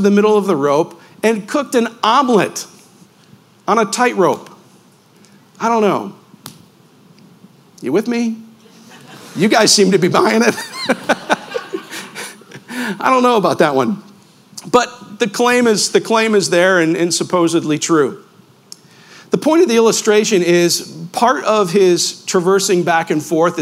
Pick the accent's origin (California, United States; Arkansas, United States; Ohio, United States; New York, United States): New York, United States; Western; I grew up in Western New York, about a 30-minute drive from Niagara Falls